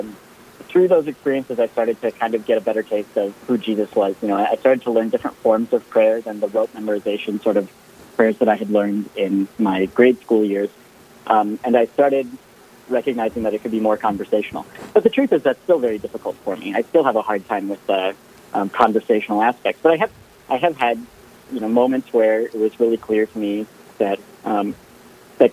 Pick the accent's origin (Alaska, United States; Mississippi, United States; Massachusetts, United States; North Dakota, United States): North Dakota, United States; Jamestown; I'm from Jamestown here in North Dakota. I grew up as a Catholic